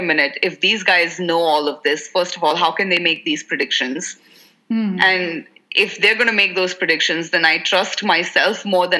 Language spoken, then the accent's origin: English; India; being Indian, you'll speak three languages.